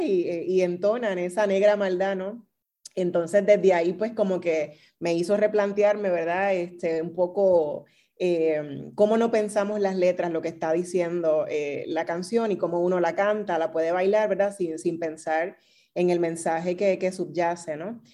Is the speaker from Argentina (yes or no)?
no; Puerto Rico; also born or lived in Texas; no pensaban que podría ser puertorriqueña